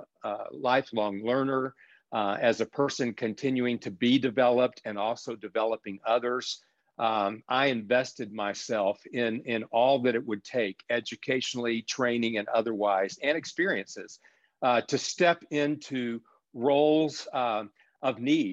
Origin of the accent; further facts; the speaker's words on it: South Texas, United States; as a child growing up in South Texas